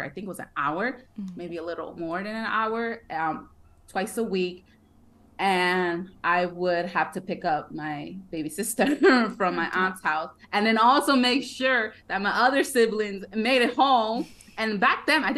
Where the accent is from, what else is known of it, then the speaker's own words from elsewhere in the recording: Connecticut, United States; also born or lived in Brooklyn, New York; I was born in Brooklyn, but I was raised most of my life in Connecticut, in a Mexican household